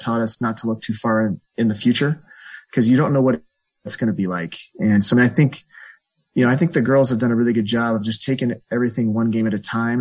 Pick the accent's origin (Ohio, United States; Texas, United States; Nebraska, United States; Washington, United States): Nebraska, United States; Omaha; moved away as an adult; also born or lived in Florida; now in California, United States; I grew up in Omaha, Nebraska